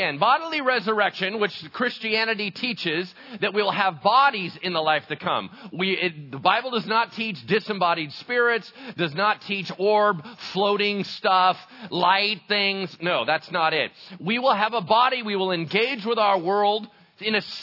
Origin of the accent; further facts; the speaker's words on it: El Dorado Hills, California, United States; I grew up in El Dorado Hills, right, which is like oak central